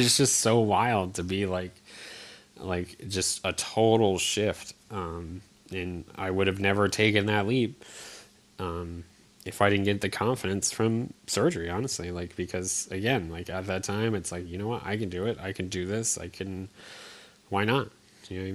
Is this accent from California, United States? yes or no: no; Eastern Connecticut, United States; moved away; I grew up in Connecticut, Eastern Connecticut